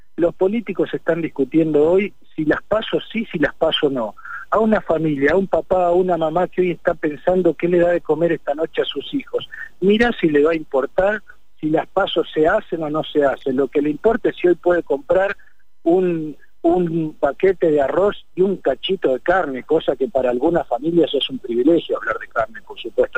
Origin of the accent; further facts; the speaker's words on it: Neuquén, Argentina; yo soy neuquino y en mi provincia pasa lo mismo